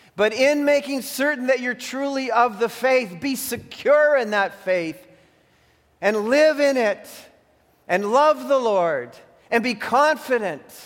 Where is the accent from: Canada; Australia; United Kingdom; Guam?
Canada; I became like a Canadian citizen because I was born here